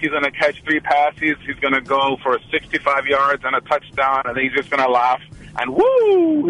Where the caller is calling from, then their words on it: Oakland, California, United States; from Oakland.